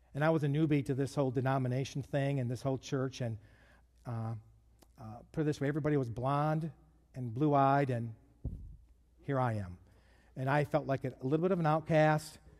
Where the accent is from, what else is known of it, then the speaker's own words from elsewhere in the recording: Detroit, Michigan, United States; I grew up in Detroit